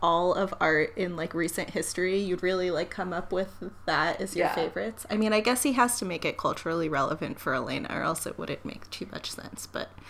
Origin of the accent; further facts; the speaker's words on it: Waterbury, Connecticut, United States; when I was a young girl growing up in Waterbury, Connecticut, and I worked at the local Dunkin' Donuts